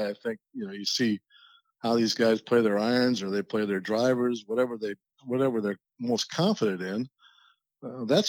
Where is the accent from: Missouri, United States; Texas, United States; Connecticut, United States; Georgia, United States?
Missouri, United States; Westborough; Growing up in Westboro with six par threes